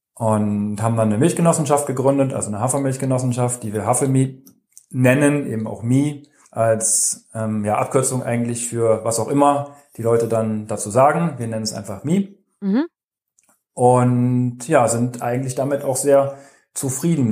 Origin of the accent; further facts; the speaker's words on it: Germany; in dem Dorf, wo ich aufgewachsen bin, also in Kitzführ am BC